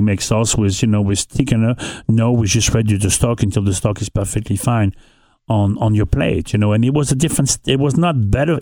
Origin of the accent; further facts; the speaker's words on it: northern France, France; English is a second language; moved away as an adult; also born or lived in New York City / Caribbean; now in Newport, United States; I grew up in North of France